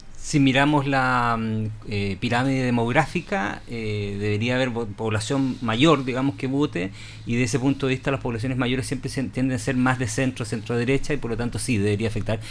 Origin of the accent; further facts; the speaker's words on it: Patagonia, Chile; Yo me crecí en la Patagonia